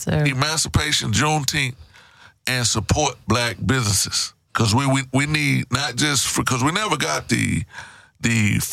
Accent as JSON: {"language": "English", "town": "Houston", "region": "Texas", "country": "United States", "said": "I'm from Trinity Garden."}